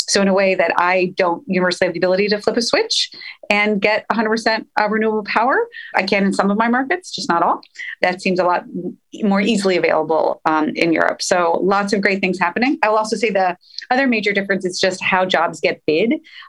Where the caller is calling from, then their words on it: Los Angeles, California, United States; I'm hailing in from Los Angeles